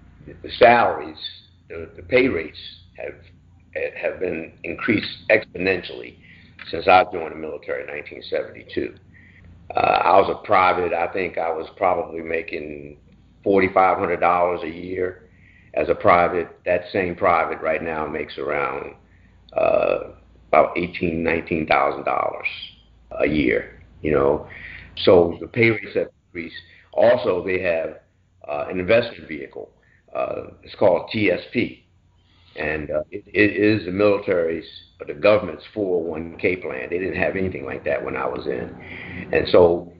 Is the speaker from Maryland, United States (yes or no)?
yes; Baltimore, Maryland, United States; moved away as an adult; I was from Baltimore